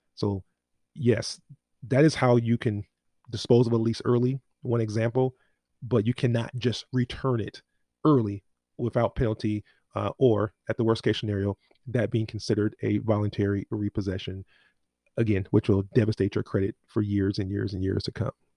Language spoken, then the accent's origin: English; Inglewood, California, United States; I grew up in Inglewood